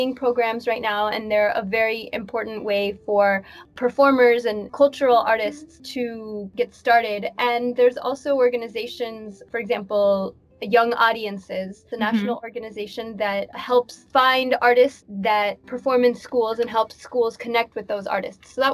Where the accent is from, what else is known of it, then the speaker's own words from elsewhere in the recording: Midwest, United States; now in Washington, D.C., United States; I was born here in the States. I grew up in the Midwest.